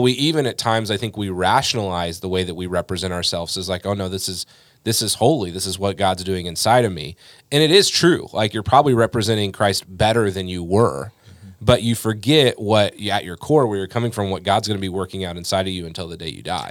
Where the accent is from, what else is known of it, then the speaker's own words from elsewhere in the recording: United States; we're Americans